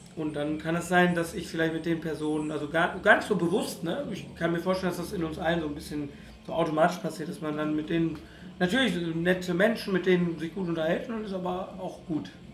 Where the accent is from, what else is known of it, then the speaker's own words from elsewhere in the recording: Ruhr area, North Rhine-Westphalia, Germany; Ich bin ganz toll aufgewachsen im Ruhrgebiet